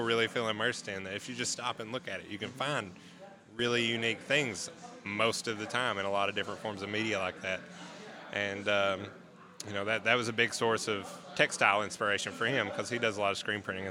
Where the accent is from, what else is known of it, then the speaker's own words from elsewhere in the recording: Tennessee, United States; I've lived in Tennessee my whole life.